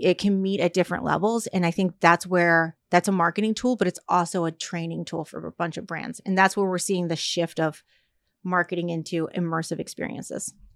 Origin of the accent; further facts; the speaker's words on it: Fort Lauderdale, Florida, United States; moved away; also born or lived in Virginia / New York; I'm originally from Fort Lauderdale